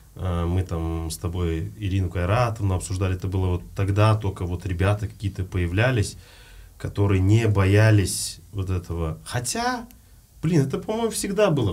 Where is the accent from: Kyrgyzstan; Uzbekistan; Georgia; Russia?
Uzbekistan; moved away as an adult; also born or lived in Almaty, Kazakhstan; я узбек